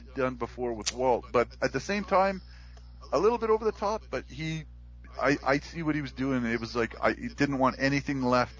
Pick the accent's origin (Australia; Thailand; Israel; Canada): Canada